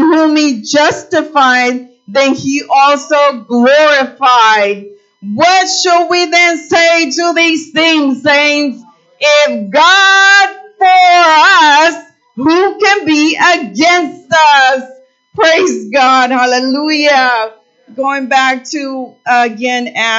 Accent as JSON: {"language": "English", "country": "Mexico", "tie": "born or raised there", "moved": "yes", "said": "I was born in Mexico, and I come from, you know, a poor area"}